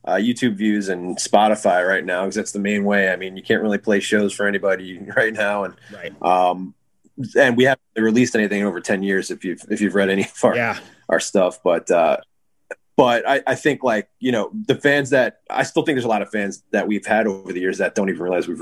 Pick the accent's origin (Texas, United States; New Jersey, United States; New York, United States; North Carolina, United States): New York, United States; Hicksville; also born or lived in Southampton; I was born in Southampton, grew up in Hicksville